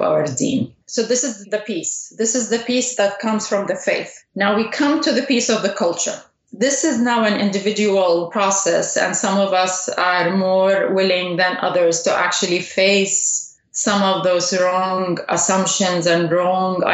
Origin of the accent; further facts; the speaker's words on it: Saudi Arabia; I was raised in Saudi Arabia